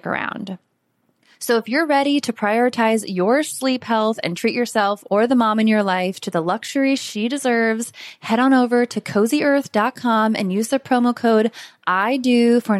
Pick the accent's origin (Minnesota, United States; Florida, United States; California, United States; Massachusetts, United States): Florida, United States; now in Costa Rica; our Florida winters were like 60